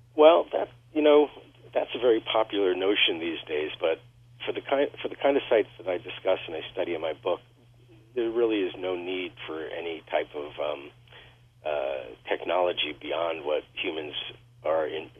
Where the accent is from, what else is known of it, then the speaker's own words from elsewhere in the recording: Woodstock, New York, United States; I was lucky enough as a teenager to work in a bookstore here in my hometown of Woodstock, New York